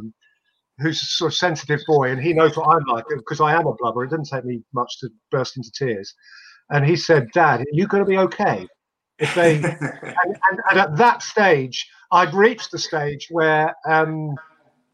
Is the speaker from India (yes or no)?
no; England, United Kingdom; you can't help being English